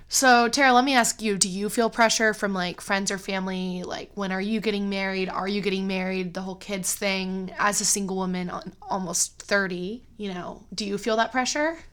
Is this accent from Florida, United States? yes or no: no; Cleveland, Ohio, United States; moved away as an adult; also born or lived in China; I, um, live near my hometown now in Cleveland, Ohio, which I never expected I would move back to Cleveland